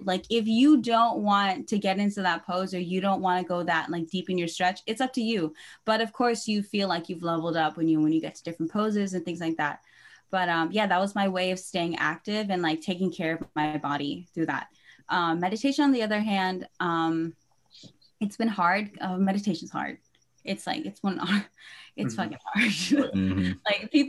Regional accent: Philippines; I would say that being Filipino and like especially moving back to the Philippines and then coming back here has really given a depth to what

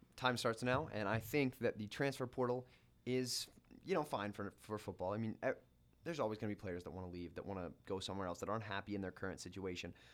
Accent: Washington, United States; also born or lived in North Platte, Nebraska; now in Lincoln, United States; Growing up in Washington State

